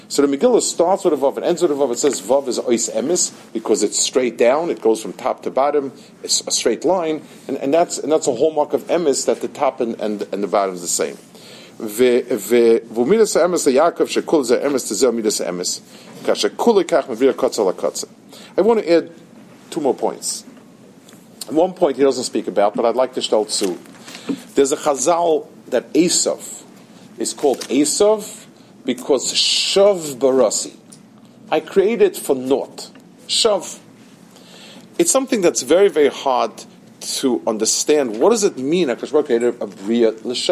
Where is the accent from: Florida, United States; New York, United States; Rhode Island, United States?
New York, United States; I grew up in Lower East Side, the other side of the river